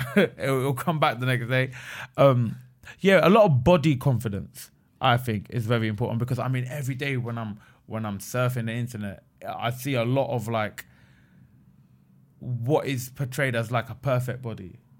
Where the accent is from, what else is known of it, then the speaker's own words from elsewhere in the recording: England, United Kingdom; born there; I'm from Pakistan, right? I was born in England. My grandparents were born in Pakistan.